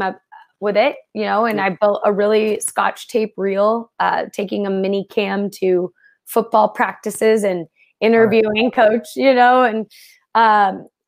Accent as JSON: {"language": "English", "town": "Santa Barbara", "region": "California", "country": "United States", "tie": "born or raised there", "also_born_or_lived": "Twin Falls, Idaho / Raleigh / Oklahoma City", "lives_now": "Los Angeles, United States", "said": "I grew up in Santa Barbara"}